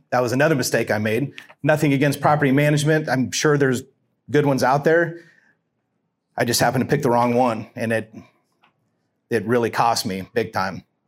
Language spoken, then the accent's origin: English; Lincoln, Nebraska, United States; also born or lived in Pennsylvania; moved back to Lincoln in nineteen seventy-four and, uh, went to Lincoln Southeast High School